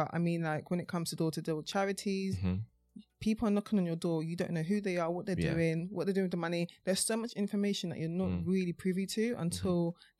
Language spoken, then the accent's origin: English; Mitcham, London, United Kingdom; also born or lived in Croydon; I moved from Croydon when I was two, and then eventually I moved back anyway. So more of my upbringing was in Mitcham.